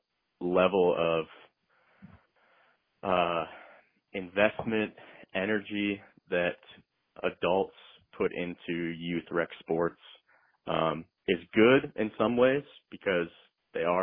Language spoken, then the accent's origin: English; Maumee, Ohio, United States; growing up in my hometown, Maumee, there were only 4 elementary schools